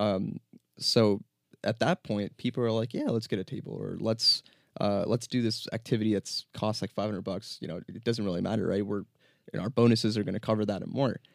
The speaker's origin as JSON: {"language": "English", "region": "New Jersey", "country": "United States", "tie": "born or raised there", "also_born_or_lived": "New York", "said": "born and raised in New Jersey"}